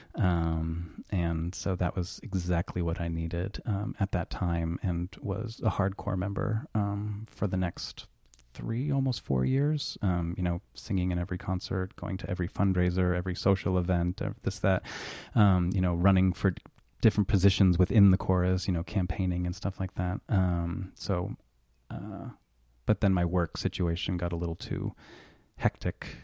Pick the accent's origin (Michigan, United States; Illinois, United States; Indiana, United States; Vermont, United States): Vermont, United States; Burlington; moved away as an adult; also born or lived in Colchester, Vermont; Yes, born and raised in Burlington, um, actually started off for the first ten years in Colchester